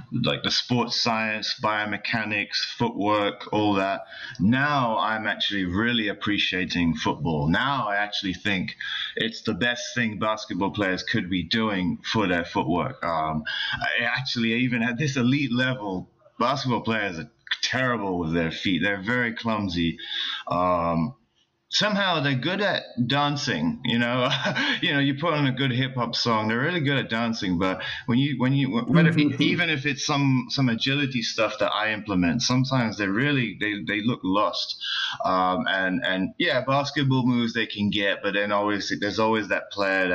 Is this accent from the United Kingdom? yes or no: yes; London, United Kingdom; moved away as an adult; also born or lived in Japan; now in Los Angeles, United States; we'll move back to London